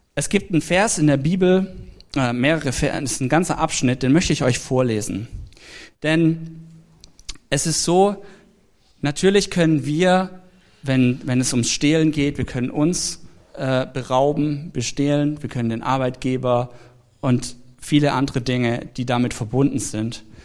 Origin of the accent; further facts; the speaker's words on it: Swabia, Germany; ich komme ja aus dem Schwabenland. Da spart man an allem Möglichen